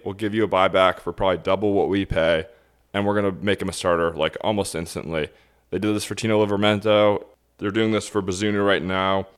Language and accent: English; United States; as an American